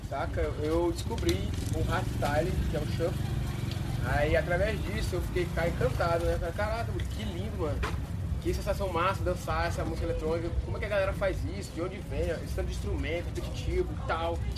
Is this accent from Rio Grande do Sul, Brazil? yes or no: no; Marabá, Pará, Brazil; sou aqui de Marabá, nascido aqui também